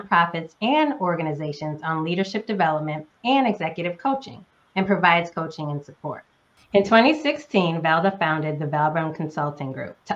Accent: Northeast United States, United States; moved away; also born or lived in Southern United States; I am a current Southerner, but was born and raised in the Northeast United States

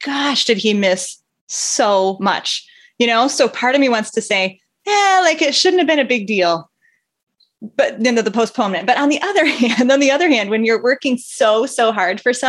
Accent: northern tip of Michigan, United States; I grew up in the northern tip of Michigan in a town of about 3,000

